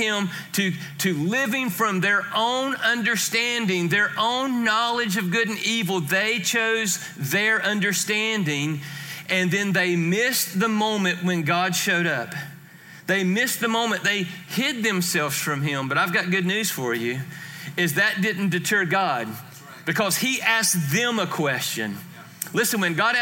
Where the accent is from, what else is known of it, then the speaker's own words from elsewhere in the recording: Georgia, United States; I am from Georgia